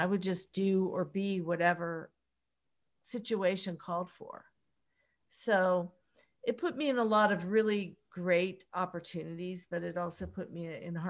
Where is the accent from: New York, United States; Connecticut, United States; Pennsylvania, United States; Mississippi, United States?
Pennsylvania, United States; Pittsburgh; accent: Pittsburgh; Well, I had a Pittsburgh accent at the time. And I don't know if you're familiar with that, but it's very colloquial.